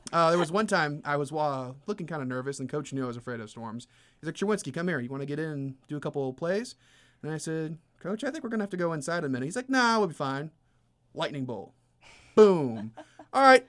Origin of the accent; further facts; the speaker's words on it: Merrillville, Indiana, United States; moved away as an adult; also born or lived in Joplin, Missouri; now in Peoria, United States; grew up in Maryville, Indiana